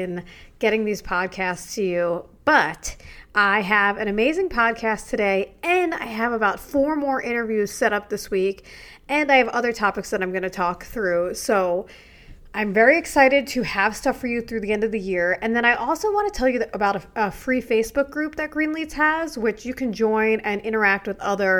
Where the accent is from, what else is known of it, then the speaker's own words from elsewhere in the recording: New York, United States; I grew up skiing there, even though I'm from New York